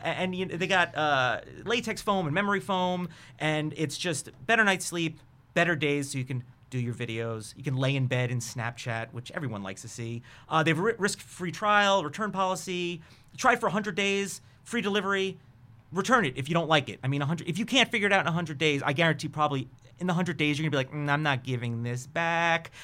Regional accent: New York, United States; I'm from New York

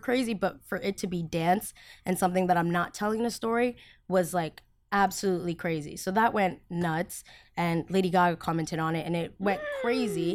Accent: United States; first language Spanish; English is a second language; also born or lived in Colombia; I'm from America

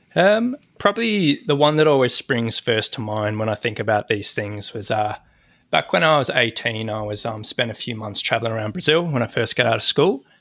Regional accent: Sydney, New South Wales, Australia; I'm from Sydney, Australia

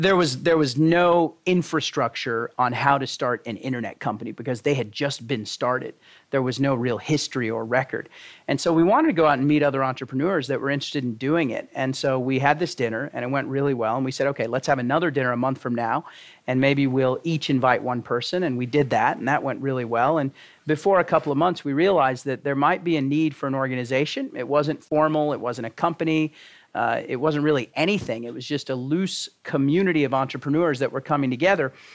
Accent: Texas, United States; born or raised there; moved away

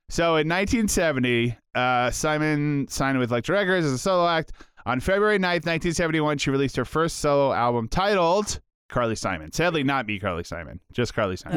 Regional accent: Canada; I'm a Canadian

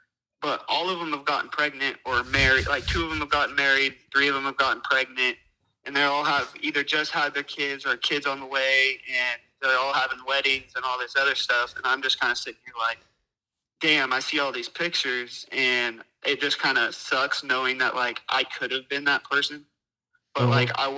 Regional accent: California, United States

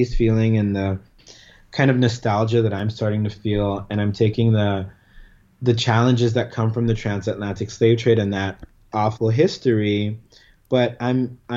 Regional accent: Panama; moved away as an adult; we had two family homes that I grew up in Panama until I was 17

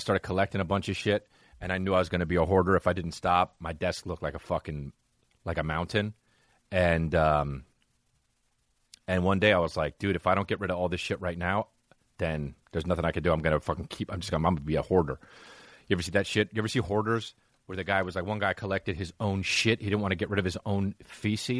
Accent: New Jersey, United States; I'm from New Jersey

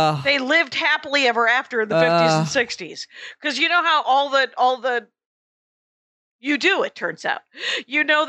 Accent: Wisconsin, United States; I'm from Wisconsin

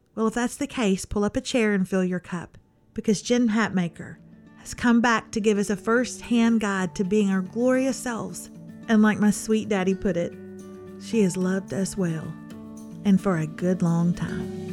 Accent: East Texas, United States; I'm from East Texas

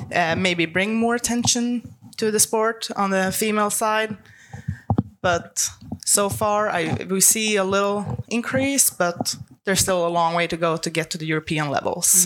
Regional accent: Sweden; English is a second language; moved away as an adult; also born or lived in Los Angeles, United States; now in Florida, United States; I'm originally from Sweden, but I've lived in Florida for the past seven years

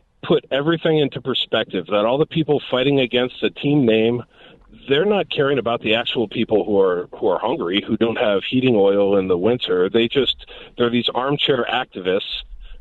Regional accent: Cleveland, Ohio, United States; moved away as an adult; also born or lived in Netherlands; I'm from Cleveland, Ohio, lived 14 years in the Netherlands

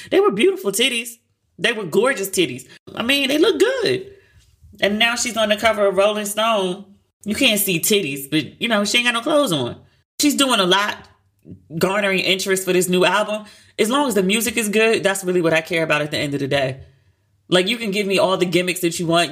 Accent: United States; I'm American

